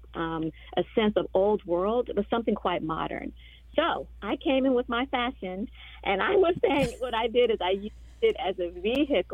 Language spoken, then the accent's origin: English; Washington, District of Columbia, United States; We grew up in Southeast